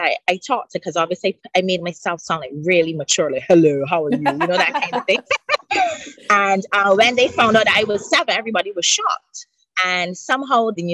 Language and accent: English; Barbados; I grew up in Barbados, 166 square miles.